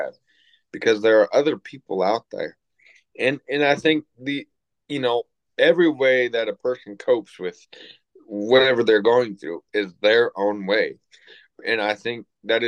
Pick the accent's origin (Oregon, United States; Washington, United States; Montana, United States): Washington, United States; Everett; when I was growing up in Everett, Washington